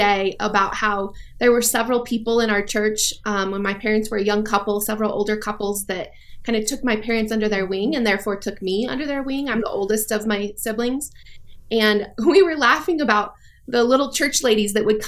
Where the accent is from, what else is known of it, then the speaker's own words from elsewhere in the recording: Longmont, Colorado, United States; also born or lived in Kosovo / Afghanistan; Grew up in Longmont